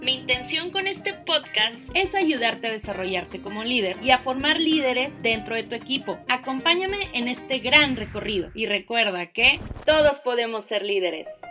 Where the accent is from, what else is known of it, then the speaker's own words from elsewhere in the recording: Mexico; Este libro también es un llamado a mi país, México